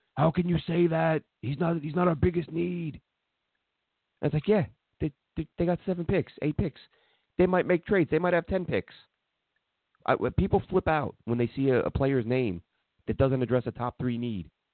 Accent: New York City, New York, United States; I'm from New York and Brooklyn

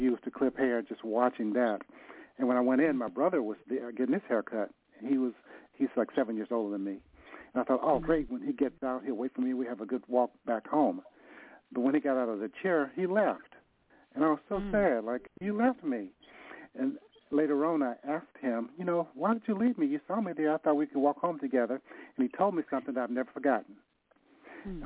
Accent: Nashville, Tennessee, United States; now in San Francisco, United States; I'm from Nashville. I moved to San

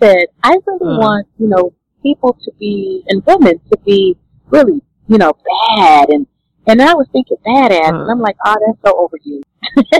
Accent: Louisiana, United States; I was born and raised in Louisiana

